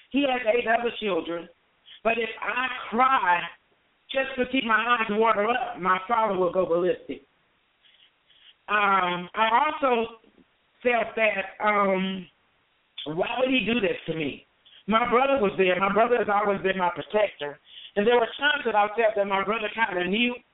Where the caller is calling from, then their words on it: Las Vegas, Nevada, United States; I'm calling from Las Vegas, Nevada